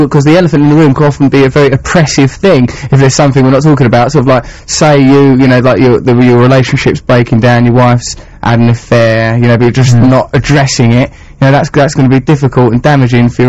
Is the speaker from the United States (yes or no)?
no; England, United Kingdom; I'm English